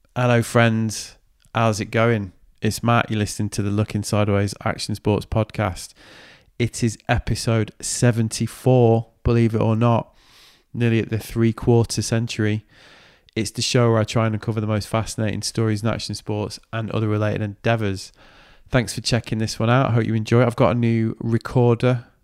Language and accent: English; Manchester, North West England, United Kingdom; accent: Mank; my Mank accent